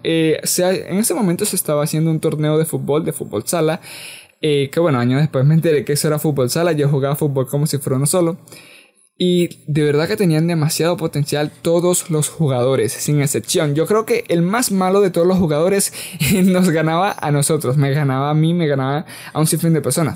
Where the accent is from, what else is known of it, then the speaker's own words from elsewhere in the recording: Venezuela; yo soy de Venezuela